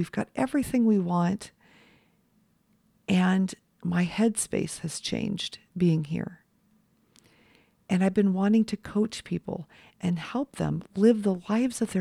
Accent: Los Angeles, California, United States; I was raised in Los Angeles.

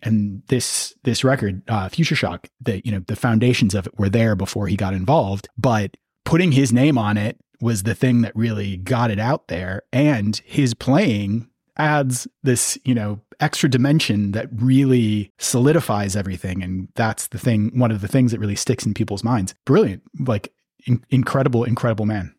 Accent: Minneapolis, Minnesota, United States; I grew up in the Twin Cities

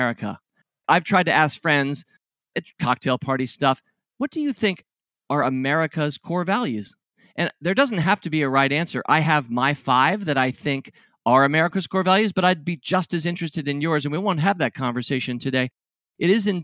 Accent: Washington, District of Columbia, United States; growing up in Washington, D.C., as I have

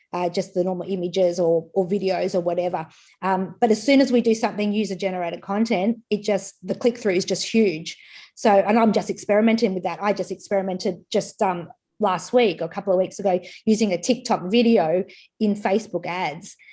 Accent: Queensland, Australia; I'm from Queensland

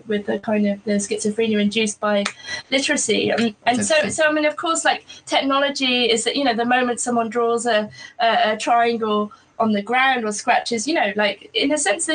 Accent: Wiltshire, South West England, United Kingdom; I grew up in Wiltshire

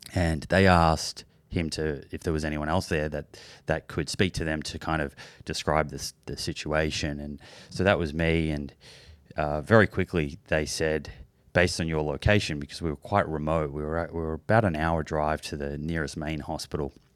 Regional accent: Melbourne, Victoria, Australia; I grew up in Melbourne, in, in Australia

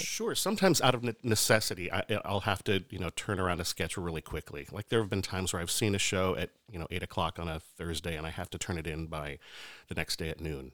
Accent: Lebanon, Oregon, United States; I grew up in Oregon. Yeah, small town called, uh, Lebanon

